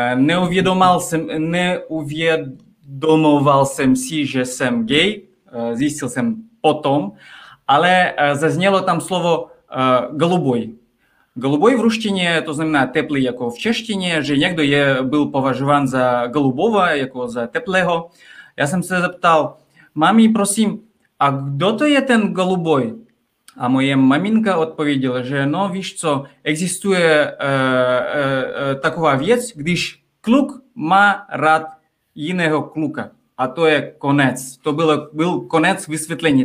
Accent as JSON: {"language": "Czech", "country": "Kazakhstan", "tie": "born or raised there", "second_language": "Czech", "moved": "as an adult", "lives_now": "Czech Republic", "said": "já jsem z malého města, které je 300 kilometrů od Almaty"}